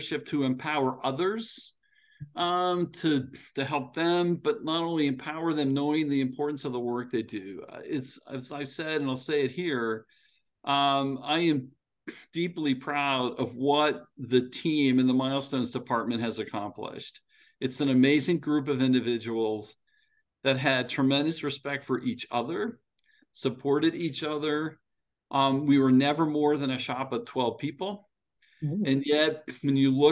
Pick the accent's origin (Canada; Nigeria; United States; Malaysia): United States; State College, Pennsylvania; moved away; I grew up in State College